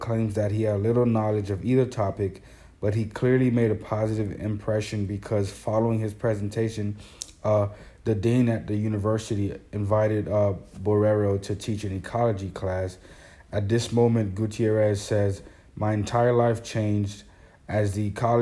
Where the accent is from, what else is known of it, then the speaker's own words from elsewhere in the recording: Haiti; moved away; I was born in Haiti